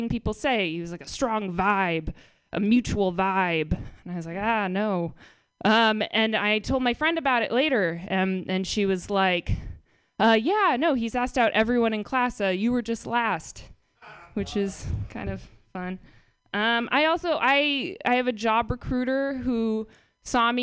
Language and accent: English; Marin, California, United States; I'm from Marin